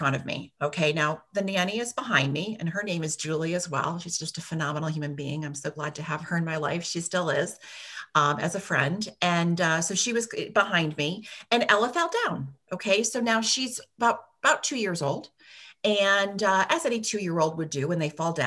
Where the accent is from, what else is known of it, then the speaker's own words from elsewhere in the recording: Latham, New York, United States; moved away as an adult; also born or lived in Washington, D.C.; now in Ballston Spa, United States; I grew up in this area. I grew up in Latham, and I wanted to come back home to start a family